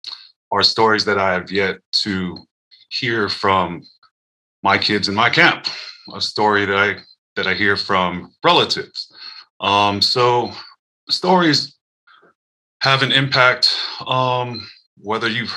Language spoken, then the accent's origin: English; Daly City, California, United States; now in Seattle, United States; I grew up in Daly City, California, which is like a smaller town in South San Francisco